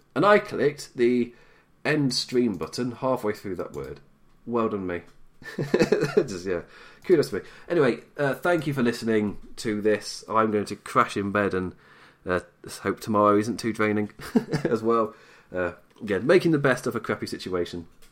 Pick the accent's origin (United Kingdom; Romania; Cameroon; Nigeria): United Kingdom; England; I'm British, I'm English.